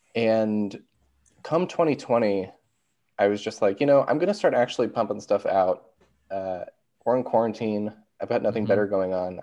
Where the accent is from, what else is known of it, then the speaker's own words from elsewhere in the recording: Marysville, Ohio, United States; I'm from Columbus, Ohio. Well, technically Marysville, Ohio